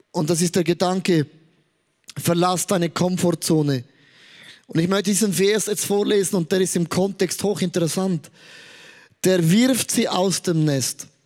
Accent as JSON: {"language": "German", "country": "Switzerland", "said": "Also ich sage als Schweizer, eine Saumode hat sich der angeeignet"}